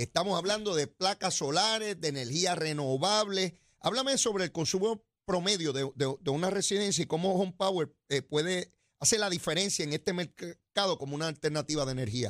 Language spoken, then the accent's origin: Spanish; San Juan, Puerto Rico; yo soy de San Juan, conozco perfectamente San Juan